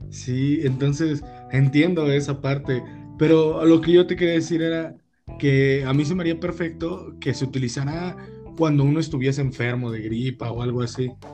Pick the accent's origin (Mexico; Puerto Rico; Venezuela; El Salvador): Mexico; los mexicanos sufrimos de eso